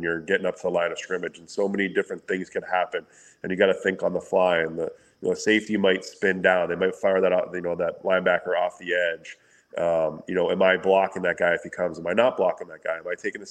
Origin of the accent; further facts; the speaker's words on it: Windsor, Ontario, Canada; back where I grew up in Windsor